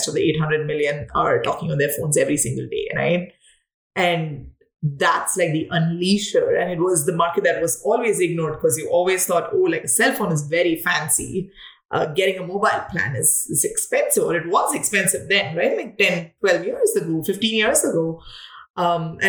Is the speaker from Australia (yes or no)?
no; South India, India; moved away as an adult; also born or lived in Mumbai, India / Delhi, India / Chennai, India; now in United States; I come from India. I come from the south of India. Mostly like lived in Mumbai, Delhi, and Chennai all my life